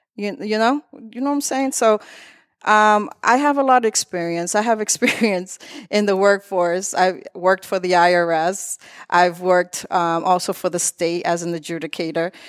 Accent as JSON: {"language": "English", "town": "Lawrence", "region": "Massachusetts", "country": "United States", "tie": "born or raised there", "also_born_or_lived": "Methuen, Massachusetts", "said": "I was born in Methuen, uh, raised in Lawrence all my life, but my parents came here from the Dominican Republic"}